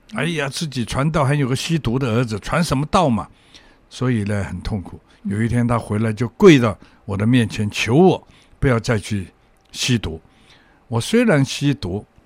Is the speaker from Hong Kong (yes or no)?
yes; Hong Kong; 我从小在香港生长， 那么也在香港学坏，大概十二、三岁的时候，我就出来鬼混了